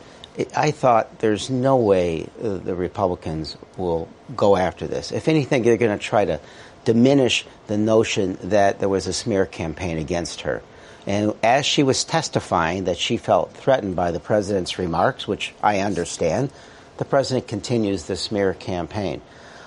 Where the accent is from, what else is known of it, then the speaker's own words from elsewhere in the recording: Illinois, United States; I am from Illinois